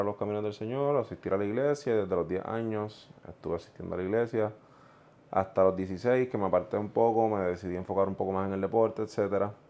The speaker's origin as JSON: {"language": "Spanish", "country": "Puerto Rico", "also_born_or_lived": "Ponce, Puerto Rico", "said": "yo soy del centro de la isla, de Juntas Puerto Rico, nacido en Ponce. Y crecí en un hogar no necesariamente cristiano."}